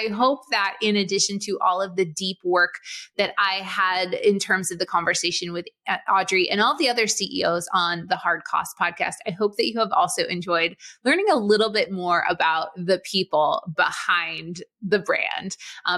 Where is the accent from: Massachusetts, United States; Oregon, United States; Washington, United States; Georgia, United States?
Massachusetts, United States; Boston; I grew up in Boston